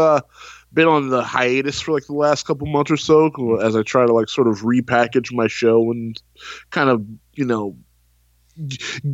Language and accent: English; Texas, United States; I am from the Lone Star State, man. I'm from the beautiful country of Texas